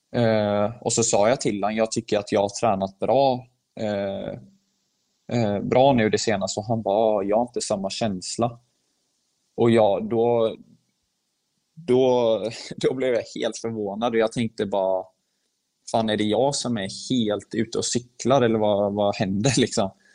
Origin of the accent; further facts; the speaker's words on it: Sweden; moved away as an adult; now in Heerenveen, Netherlands; jag är född i Sverige